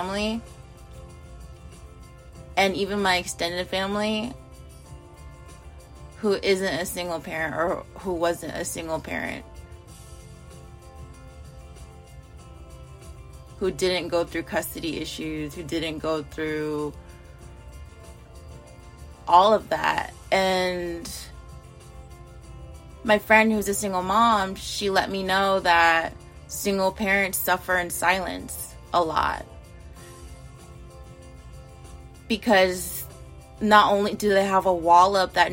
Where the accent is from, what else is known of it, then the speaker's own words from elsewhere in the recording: United States; I'm an American